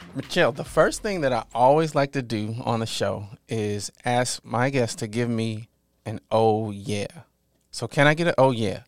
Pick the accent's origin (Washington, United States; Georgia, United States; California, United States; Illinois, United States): Illinois, United States; Mounds; moved away; my hometown, Mounds, is about ten minutes west